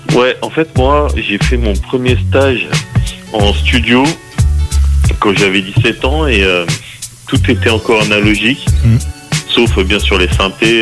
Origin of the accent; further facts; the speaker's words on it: Les Mureaux, Île-de-France, France; plus précisément je viens de d'Île-de-France du, on va dire de la banlieue parisienne, la banlieue ouest, d'une ville qui s'appelle Les Mureaux